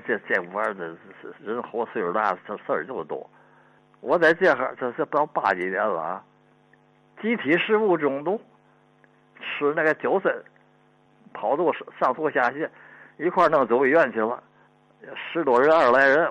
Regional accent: Tianjin, China; 我小的时候是在那个四十年代吧。那黄虫，天津

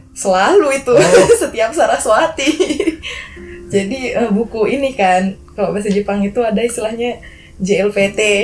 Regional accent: Bali, Indonesia; moved away as an adult; now in Yogyakarta, Indonesia; aku selama tinggal di Bali dari kecil sampai besar tinggal di Bali

